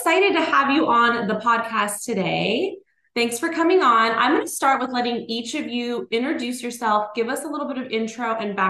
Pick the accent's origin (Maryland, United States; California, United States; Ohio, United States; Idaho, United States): California, United States; Bay Area; I'm from the Bay Area.